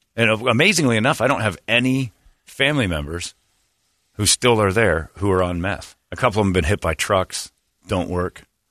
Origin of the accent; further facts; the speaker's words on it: Indiana, United States; moved away; my home state